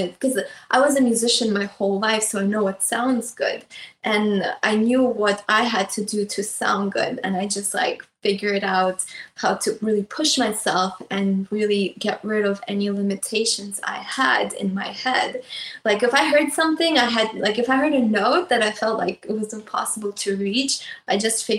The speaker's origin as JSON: {"language": "English", "country": "Russia", "tie": "born or raised there", "moved": "yes", "said": "I grew up in Russia, so I went to a music school"}